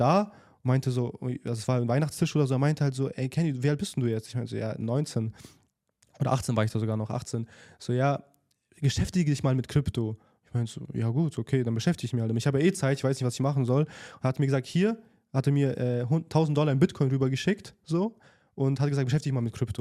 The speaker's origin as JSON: {"language": "German", "country": "Germany", "tie": "born or raised there", "moved": "as an adult", "lives_now": "Dubai, United Arab Emirates", "said": "Meine Eltern kommen halt aus Russland, sind halt nach Deutschland gezogen und ich wurde in Deutschland geboren"}